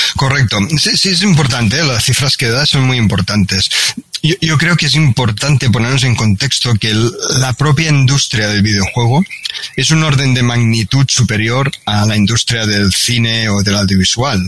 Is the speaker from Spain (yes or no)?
yes; Catalonia, Spain; now in Barcelona, Spain; aunque yo no soy de Barcelona, soy, soy, soy catalán, de un pequeño pueblo de, Cataluña